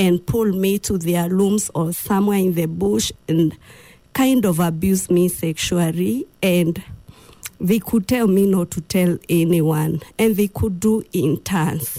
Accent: Githunguri, Kiambu County, Kenya; also born or lived in Machakos, Kenya; that time we were living in Machakos. Mm. And then when I was in class 2, we came back to our home area, which is in Githunguri, Kiambu County.

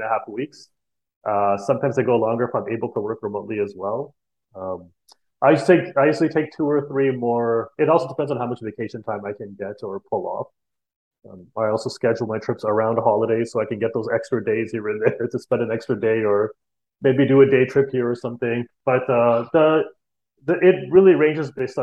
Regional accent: Canada; also born or lived in India / Costa Rica / Toronto; I was born in Canada

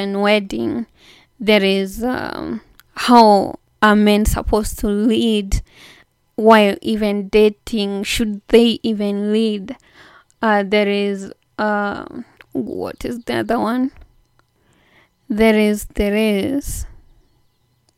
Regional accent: Kenya; Kenya, my home country

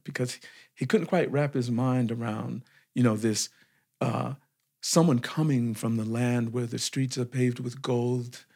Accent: Compton, California, United States; moved away as an adult; also born or lived in Senegal; my family, we were all living in a city in Los Angeles called Compton

